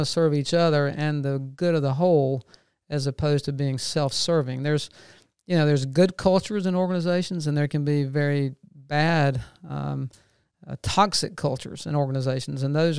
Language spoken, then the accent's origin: English; Macon, Georgia, United States; now in Athens, United States; I grew up in Macon and stayed there for a number of years and was transferred to Atlanta with the bank I was with and worked there for about 25 years.